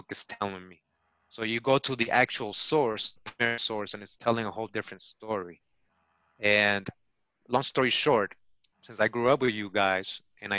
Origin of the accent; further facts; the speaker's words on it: Boston, Massachusetts, United States; also born or lived in Costa Rica; I grew up in Boston.